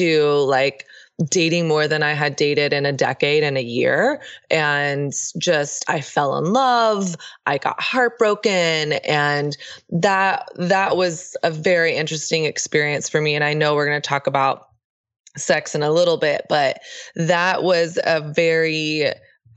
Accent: Texas, United States; I grew up in the South. I grew up in Texas

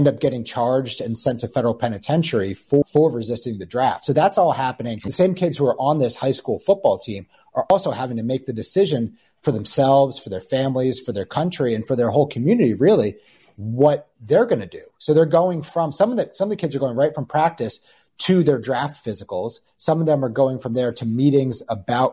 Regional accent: New York, United States; I grew up in New York, so I grew up on the East Coast

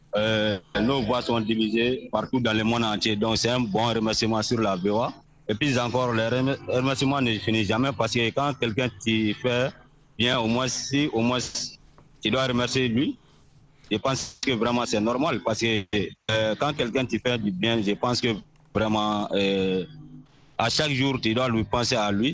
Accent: Mali; toujours dans mon village natal

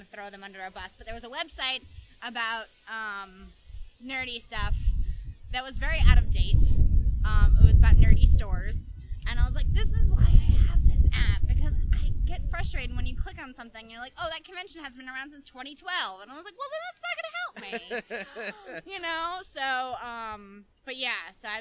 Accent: Long Island, New York, United States; moved away as an adult; now in California, United States; I'm from New York. I'm from Long Island

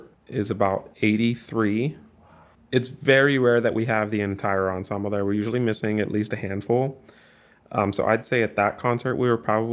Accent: Aliquippa, Pennsylvania, United States; I've lived in Aliquippa my entire life. It's a great community to live in.

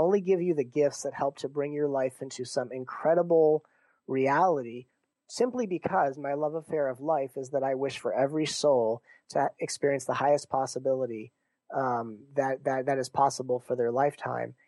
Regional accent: Torrance, California, United States; moved away as an adult; also born or lived in Santa Monica; now in Seattle, United States; I was raised in uh, Torrance

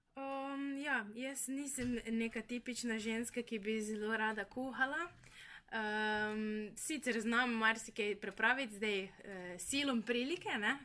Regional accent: Brežice, Slovenia; moved away as an adult; dosta oddaljena sem, ker sem iz Brežic

